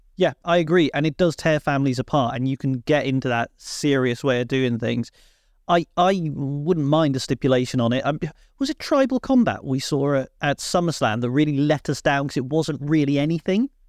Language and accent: English; Cornwall, South West England, United Kingdom; as a Cornishman